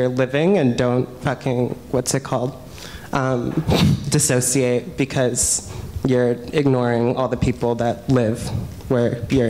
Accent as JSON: {"language": "English", "town": "Los Angeles", "region": "California", "country": "United States", "said": "I'm from Boyle Heights."}